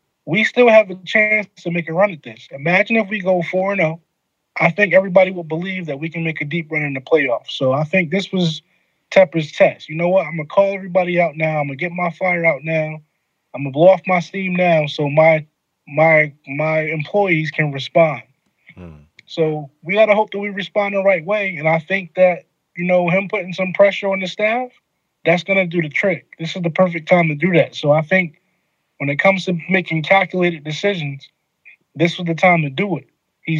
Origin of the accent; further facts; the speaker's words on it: New Jersey, United States; I'm from Jersey.